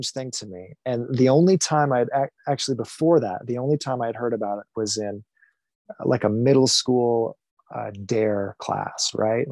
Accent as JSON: {"language": "English", "region": "Michigan", "country": "United States", "tie": "born or raised there", "said": "I grew up in Michigan, had a thoroughly Midwest upbringing"}